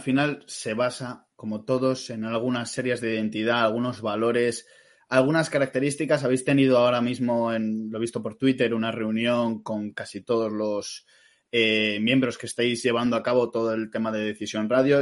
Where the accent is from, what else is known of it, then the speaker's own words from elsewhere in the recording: Madrid, Community of Madrid, Spain; moved away as an adult; now in Galicia, Spain; aunque somos de Madrid